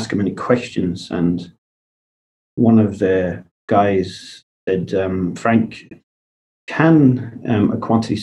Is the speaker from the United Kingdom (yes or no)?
no; Kilkenny, Leinster, Ireland; moved away as an adult; also born or lived in New Zealand / Dublin / Bunbury, Australia; now in Perth, Australia; I grew up in Kilkenny, which, as you would know, is in the southeast of Ireland